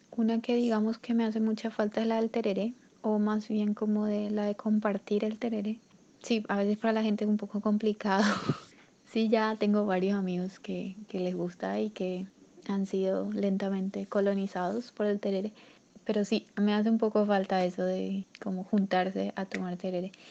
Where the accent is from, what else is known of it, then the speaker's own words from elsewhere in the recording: Asunción, Paraguay; moved away as an adult; now in Palomino, Colombia; nací en Asunción, Paraguay. Actualmente estoy viviendo en Colombia, específicamente en un lugar llamado Palomino, en la costa norte